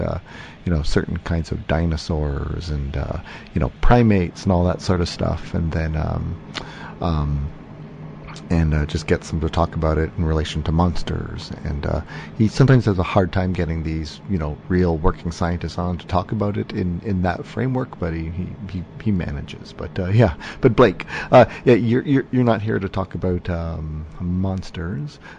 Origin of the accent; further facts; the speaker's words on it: Windsor, Ontario, Canada; I hail from Windsor